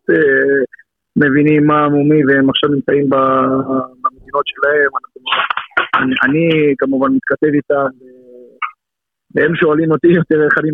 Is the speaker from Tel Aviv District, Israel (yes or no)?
no; Ashdod, Southern District, Israel; moved away as an adult; now in Rishon LeZion, Israel; גם בתור ילד חוויתי את זה הרבה, כי גדלתי באשדוד